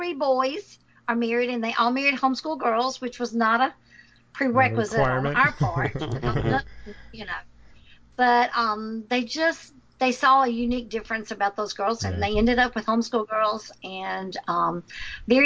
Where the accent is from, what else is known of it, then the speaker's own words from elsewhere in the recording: Winnsboro, Louisiana, United States; accent: southern; also born or lived in Kentucky; God called us back to my hometown in Winsboro, Louisiana